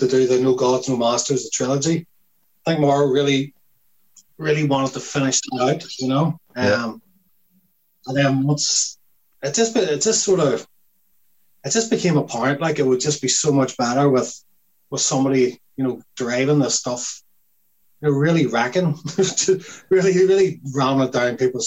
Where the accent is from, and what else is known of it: Lurgan, Northern Ireland, United Kingdom